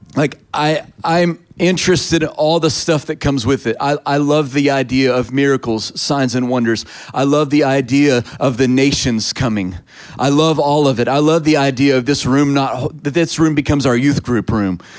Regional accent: Texas, United States; I'm a Texan

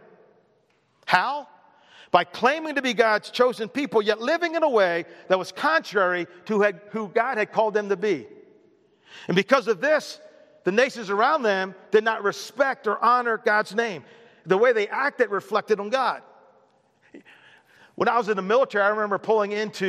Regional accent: United States; I'm an American

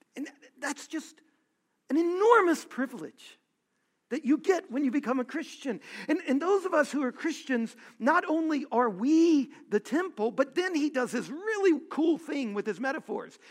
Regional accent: Louisiana, United States; I was born in Louisiana

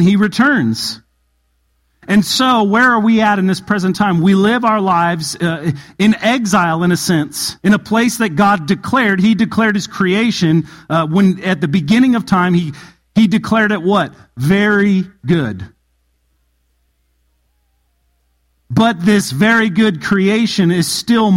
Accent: a town about 45 minutes from Barstow, California, United States; Barstow was about 45 minutes from my hometown

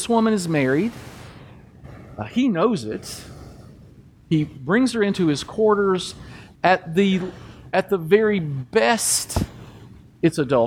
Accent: Kentucky, United States; growing up in Kentucky

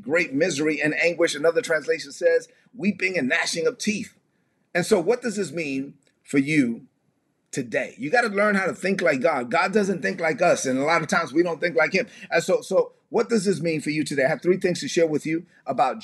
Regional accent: United States; I was born in the United States

